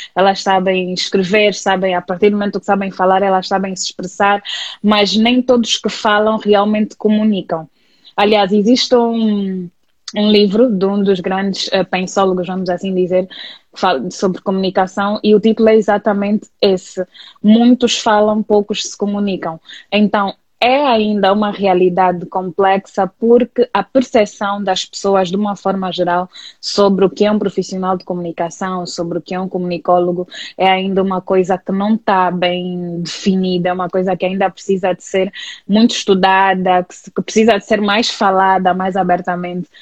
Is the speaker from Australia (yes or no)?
no; Luanda, Luanda Province, Angola; sou natural de Luanda e vivo aqui desde que nasci.